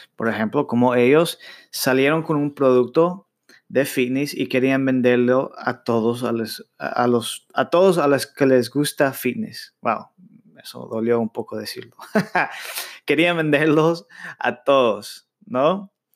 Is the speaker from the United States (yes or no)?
yes; United States; yo nací en Estados Unidos, pero mis padres son latinos. Yo crecí hablando inglés en la escuela y español con mis padres